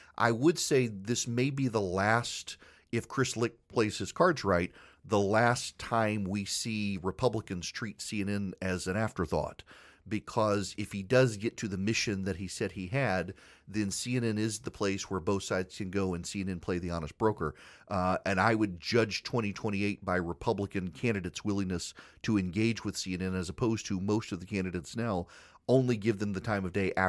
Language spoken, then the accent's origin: English; Dubai, United Arab Emirates; It's what I grew up with in Dubai.